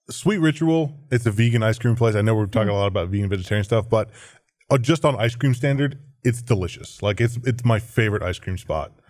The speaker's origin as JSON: {"language": "English", "town": "Philadelphia", "region": "Pennsylvania", "country": "United States", "tie": "born or raised there", "moved": "yes", "lives_now": "Austin, United States", "said": "I grew up in Philly"}